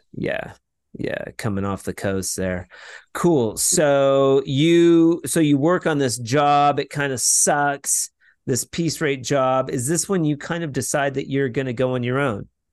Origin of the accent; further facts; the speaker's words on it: Washington, United States; also born or lived in Portland, Oregon; I'm originally from Washington State